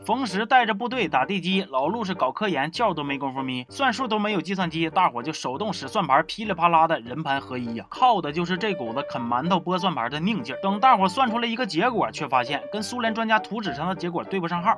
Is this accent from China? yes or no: yes; China; 我们中国人民